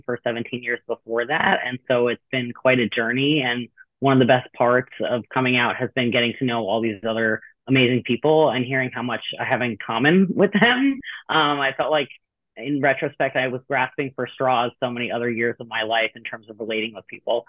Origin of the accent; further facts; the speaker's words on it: East Coast, United States; now in Madison, United States; I currently live in Madison, Wisconsin, but I grew up on the East Coast. It's a recent move for me.